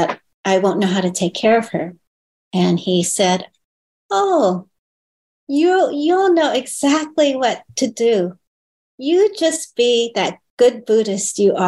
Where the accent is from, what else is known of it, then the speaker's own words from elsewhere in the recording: California, United States; first language Chinese; English is a second language; also born or lived in Hong Kong; Yeah, I was born in Hong Kong. I was a baby when I came over. I was like 18 months old. But grew up in America